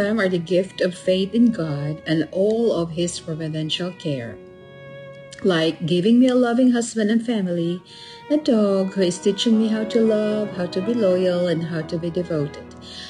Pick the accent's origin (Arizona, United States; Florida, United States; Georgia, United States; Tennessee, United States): Arizona, United States; Gilbert; I am from Gilbert, Arizona.